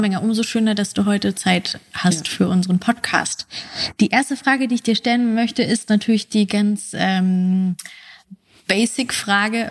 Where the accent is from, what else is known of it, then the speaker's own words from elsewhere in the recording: West Germany, Germany; moved away; ich komme eigentlich aus Westdeutschland